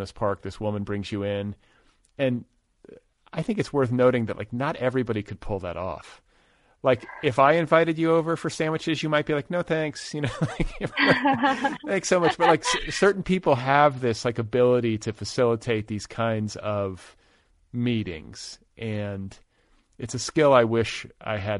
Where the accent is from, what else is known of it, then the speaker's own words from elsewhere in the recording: Midwest, United States; moved away as an adult; also born or lived in Boulder; I grew up in the Midwest